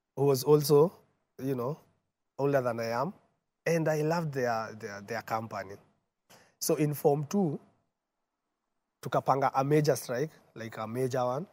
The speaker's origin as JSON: {"language": "English", "region": "Nairobi", "country": "Kenya", "tie": "born or raised there", "also_born_or_lived": "Embu / Murang'a", "said": "born and bred in Nairobi"}